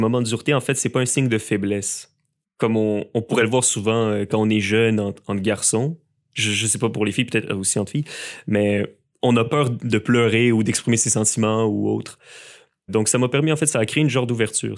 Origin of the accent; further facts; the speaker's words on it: Montreal, Quebec, Canada; also born or lived in Lévis; je suis originaire de Montréal